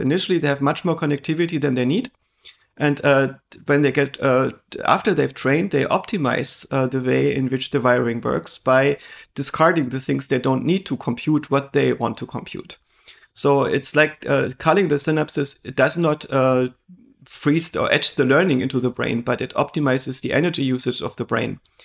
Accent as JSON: {"language": "English", "region": "eastern Germany", "country": "Germany", "tie": "born or raised there", "said": "I grew up in Eastern Germany"}